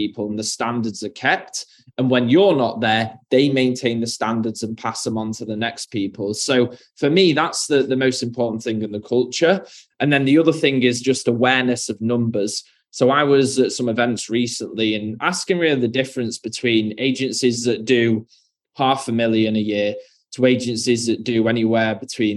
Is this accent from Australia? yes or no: no; United Kingdom; being from the UK, as you can hear from my accent